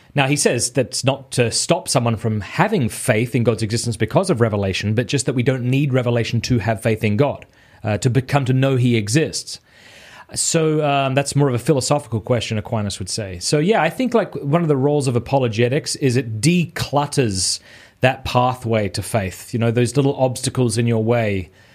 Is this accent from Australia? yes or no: yes; Australia; moved away as an adult; now in Steubenville, United States; I am an Australian who lives in Steubenville, Ohio.